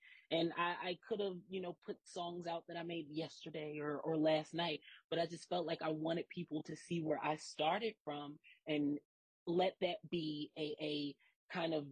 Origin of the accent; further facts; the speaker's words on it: Philadelphia, Pennsylvania, United States; growing up in Philly and kind of like being raised in a church